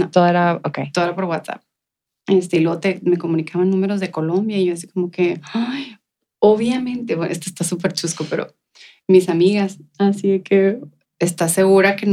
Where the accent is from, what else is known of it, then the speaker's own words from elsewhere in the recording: El Paso, Texas, United States; ¿De dónde vienes tú? Y luego, del Paso, Texas.